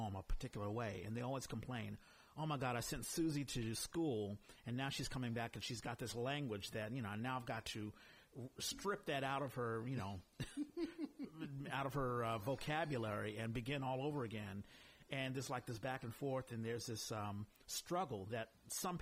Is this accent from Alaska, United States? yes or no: no; Washington, District of Columbia, United States; also born or lived in New York; now in San Francisco, United States; I grew up in Washington, D.C.